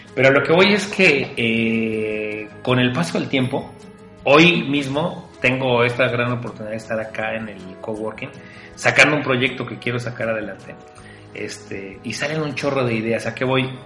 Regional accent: Mexico; en México tenemos historias

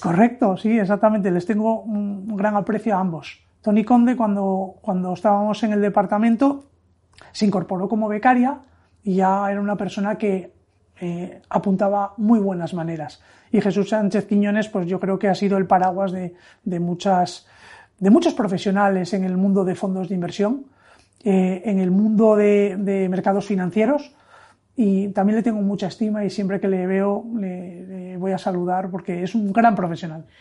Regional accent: Oviedo, Asturias, Spain; moved away as an adult; also born or lived in Madrid; Y yo, siendo asturiano de Oviedo, estaba trabajando en Madrid.

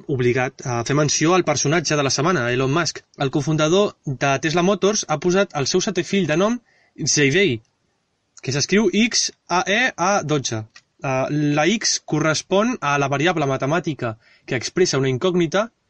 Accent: Catalonia, Spain; Som catalans.

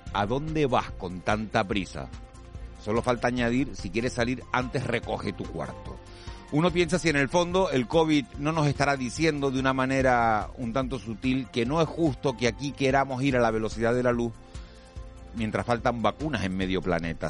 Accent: Canary Islands, Spain

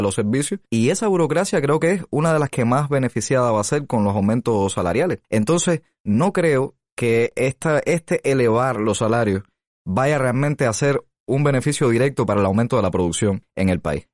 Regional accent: Cuba; como cubano

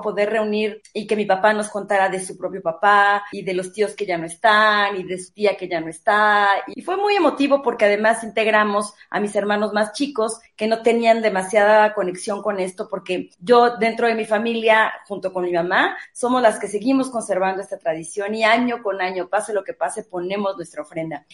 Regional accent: Mexico City, Mexico; yo nací en la Ciudad de México, nunca he vivido en ninguna otra ciudad

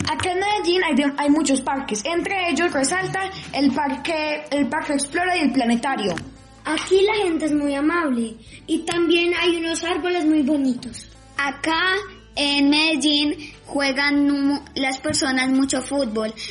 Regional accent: Madrid, Community of Madrid, Spain; Tengo 8 años y soy de Madrid.

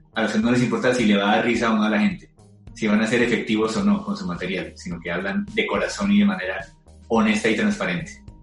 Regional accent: Colombia; somos colombianos

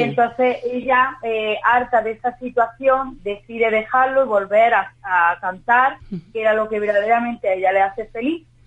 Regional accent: Andalusia, Spain; como andaluza, cantarle a mi tierra

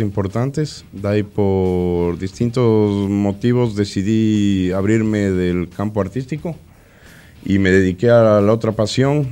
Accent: Ecuador; moved away as an adult; now in Argentina; Empecé mi, carrera artística en el 2007 en mi país, Ecuador

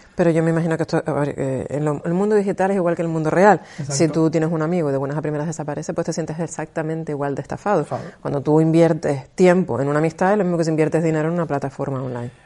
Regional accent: Canary Islands, Spain; los canarios, las personas que somos canarias, no, no decimos la Z sino la S

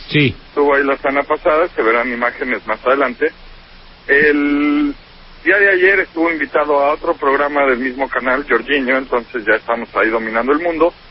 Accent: Mexico City, Mexico; yo me fui de la Ciudad de México y voy a regresar a vivir a Venecia

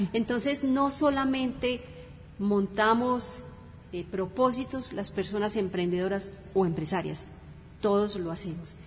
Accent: Cali, Valle del Cauca, Colombia; moved away; also born or lived in Bogotá; Nacida en Bogotá, criada en la ciudad del Cali, y llevo más de 30 años aquí

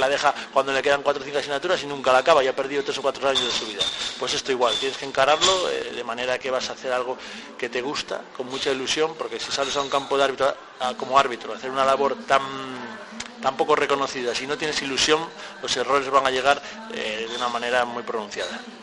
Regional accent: a village near Ponferrada, Castile and León, Spain; el club de mi pueblo

